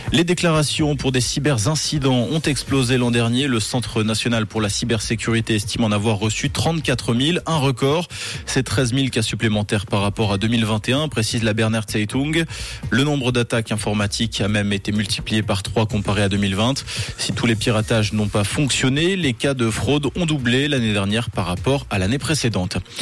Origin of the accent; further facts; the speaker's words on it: French-speaking Switzerland, Romandy, Switzerland; chez nous en Suisse romande